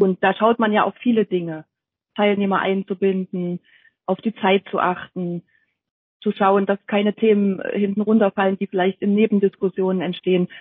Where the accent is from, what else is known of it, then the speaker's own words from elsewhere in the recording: near Jena, Thuringia, Germany; moved away as an adult; now in Dresden, Germany; dass ich ursprünglich eigentlich aus Thüringen stamme. Ich bin äh, in der Nähe von Jena geboren und habe dort auch in Jena studiert